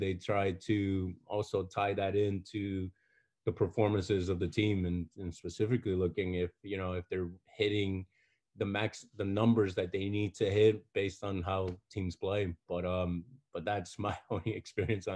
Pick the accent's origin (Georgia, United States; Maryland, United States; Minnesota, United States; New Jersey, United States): New Jersey, United States; Paterson; I grew up in Paterson, New Jersey.